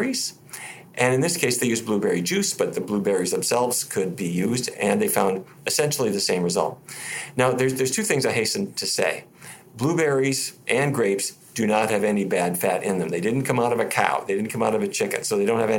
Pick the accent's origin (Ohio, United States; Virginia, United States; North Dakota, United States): North Dakota, United States; Fargo; I was raised in Fargo, North Dakota, middle of cattle country